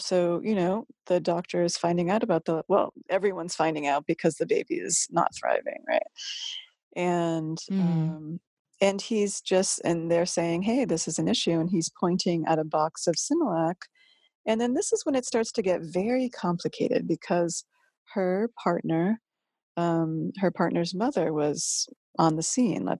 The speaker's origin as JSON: {"language": "English", "region": "Massachusetts", "country": "United States", "also_born_or_lived": "Northern California", "moved": "yes", "said": "I'm from Massachusetts and my mom's Catholic"}